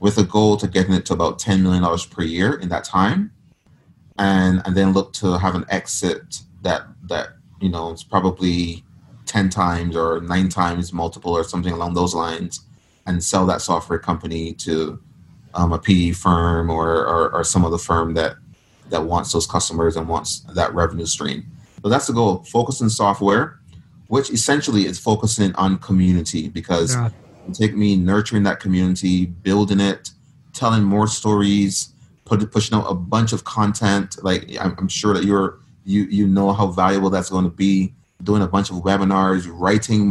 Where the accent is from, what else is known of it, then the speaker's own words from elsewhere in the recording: Barbados; moved away as an adult; now in United States; I was born in Barbados. I literally grew up in poverty. I moved to the U.S. by getting a scholarship.